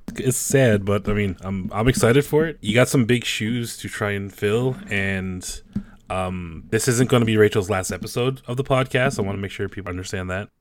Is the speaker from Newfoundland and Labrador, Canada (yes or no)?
yes; Newfoundland and Labrador, Canada; accent: Newfie; I'm a Newfoundlander, so that stereotypical Canadian accent you guys know about, like, you know, how, how, who she going E? That's, that's a Newfie thing